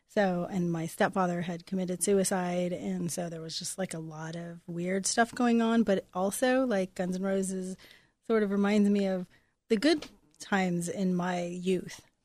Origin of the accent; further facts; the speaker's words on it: Los Angeles, California, United States; also born or lived in Venice, California; growing up on the East Side